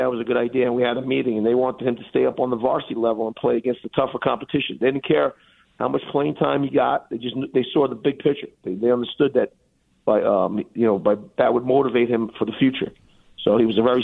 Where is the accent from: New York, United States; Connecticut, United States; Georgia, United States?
New York, United States; New York City; I played for Lafayette High School. I'm from Brooklyn, so never left there. I still live in Brooklyn, live in Dyker Heights